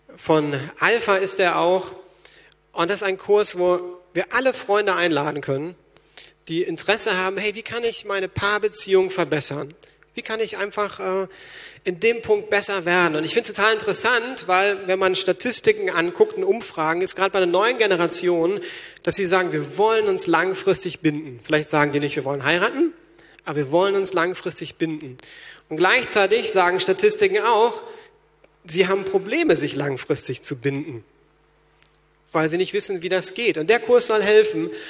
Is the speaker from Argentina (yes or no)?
no; Berlin, Germany; als Berliner